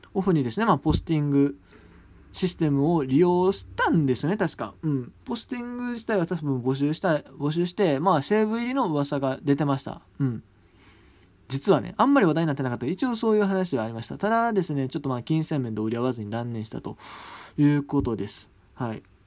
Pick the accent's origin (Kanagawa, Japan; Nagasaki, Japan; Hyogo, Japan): Hyogo, Japan; 僕、兵庫出身なんですけど